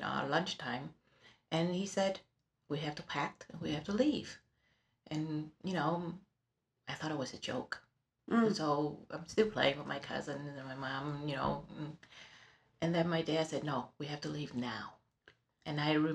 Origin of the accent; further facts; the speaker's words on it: Ho Chi Minh City, Vietnam; now in Webster, United States; I was born in Saigon in Vietnam, in a very prominent family.